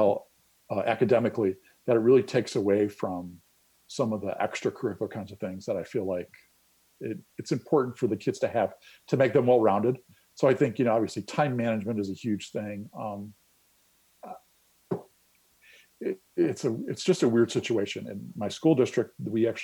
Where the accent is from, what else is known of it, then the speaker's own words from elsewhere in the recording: Illinois, United States; moved away as an adult; also born or lived in New York City, United States; I'm from Illinois originally. I decided to move back to Illinois